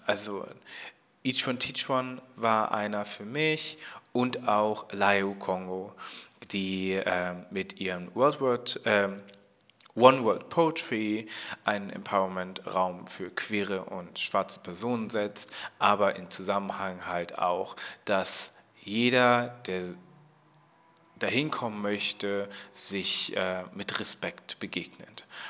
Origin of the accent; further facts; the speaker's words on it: Germany; ich komme aus Deutschland, wurde ich da halt auch als Deutsche so akzeptiert